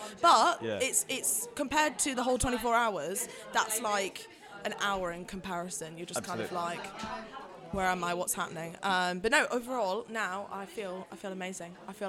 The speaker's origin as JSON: {"language": "English", "town": "Nottingham", "region": "East Midlands", "country": "United Kingdom", "moved": "yes", "said": "I'm from Nottingham originally."}